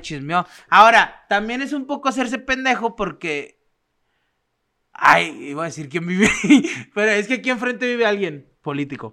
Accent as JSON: {"language": "Spanish", "country": "Mexico", "also_born_or_lived": "Torreón", "said": "somos mexicanos"}